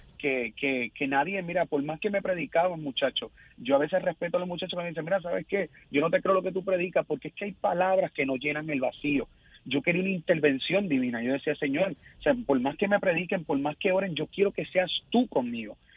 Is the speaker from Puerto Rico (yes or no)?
yes; Isabela, Puerto Rico; soy sí, de Isabela, Puerto Rico